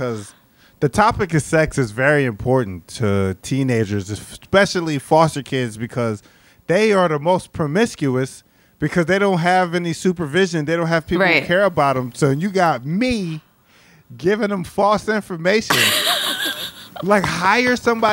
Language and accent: English; Philadelphia, Pennsylvania, United States; moved away; I'm originally from Philadelphia